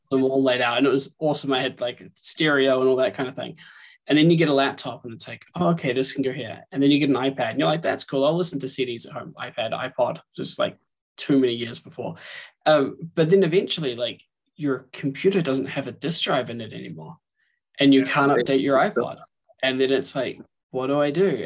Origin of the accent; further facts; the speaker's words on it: New Zealand; moved away; I grew up in New Zealand